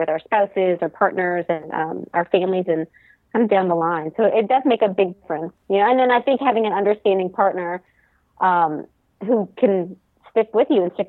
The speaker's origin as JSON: {"language": "English", "town": "New Orleans", "region": "Louisiana", "country": "United States", "moved": "yes", "lives_now": "Texas, United States", "said": "I am in Texas right now. I'm originally from New Orleans"}